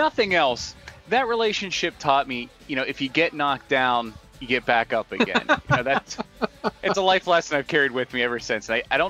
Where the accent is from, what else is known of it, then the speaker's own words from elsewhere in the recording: Pittsburgh, Pennsylvania, United States; Correct. Yes. Yeah. It was Neil O'Donnell until he broke my heart in that dang Super Bowl.